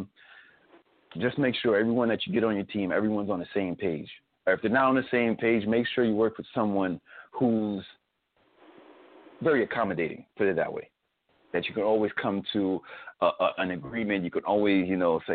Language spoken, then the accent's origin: English; Spring Valley, New York, United States; also born or lived in Bronx, New York; Even though I was born in the Bronx, but I grew up in Spring Valley